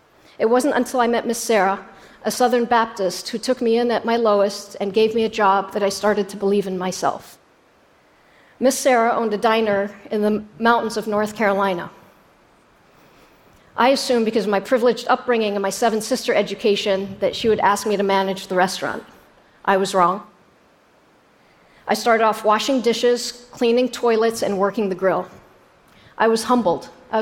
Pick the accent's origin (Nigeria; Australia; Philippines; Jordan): Jordan; born there; I was born in Jordan 11 years later.